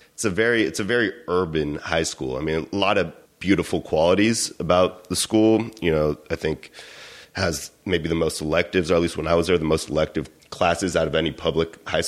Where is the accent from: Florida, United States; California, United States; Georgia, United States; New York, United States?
California, United States; Berkeley; I grew up in Berkeley.